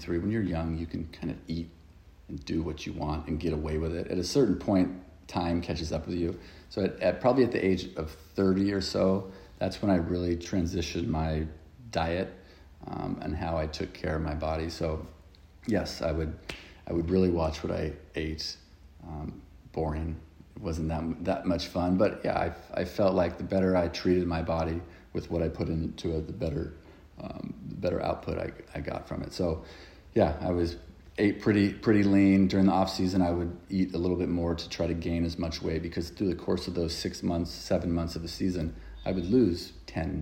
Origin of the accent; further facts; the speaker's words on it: right outside of Los Angeles, Southern California, United States; moved away as an adult; also born or lived in Philadelphia; now in London, United Kingdom; I grew up in Southern California, right outside of Los Angeles